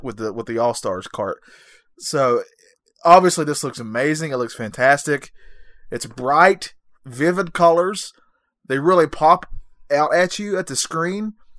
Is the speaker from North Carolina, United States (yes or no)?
yes; North Carolina, United States; I'm, I'm from North Carolina